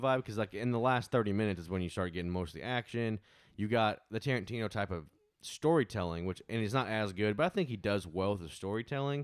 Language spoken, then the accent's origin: English; Arkansas, United States; we are from Arkansas. We live in Arkansas at this moment